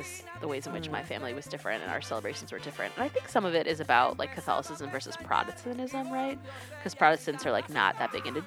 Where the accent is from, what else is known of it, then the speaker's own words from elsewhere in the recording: North Carolina, United States; I grew up in North Carolina